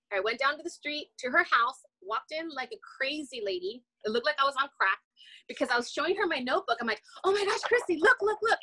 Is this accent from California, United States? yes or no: yes; Los Angeles, California, United States; moved away; I'm from Los Angeles. I'm originally from Los Angeles.